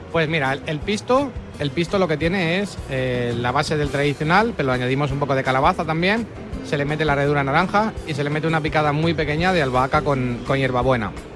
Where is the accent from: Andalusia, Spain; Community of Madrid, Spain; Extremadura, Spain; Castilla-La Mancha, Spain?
Castilla-La Mancha, Spain; Guadalajara; soy de Guadalajara